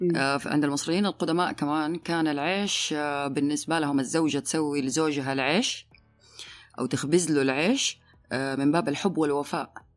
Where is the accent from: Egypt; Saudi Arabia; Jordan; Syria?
Saudi Arabia; Hejaz; احنا عندنا عندنا احنا مثل حجازي